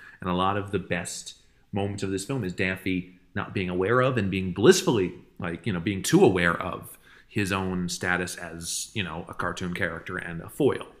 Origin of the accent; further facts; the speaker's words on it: Northeast, United States; I'm from the Northeast.